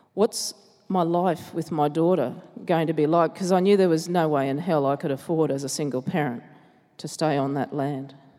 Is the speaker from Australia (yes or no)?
yes; Logan, Queensland, Australia; growing up in Logan